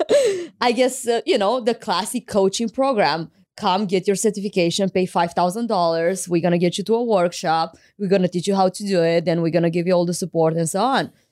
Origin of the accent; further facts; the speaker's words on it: Craiova, Dolj, Romania; moved away as an adult; I went to law school in my hometown, Craiova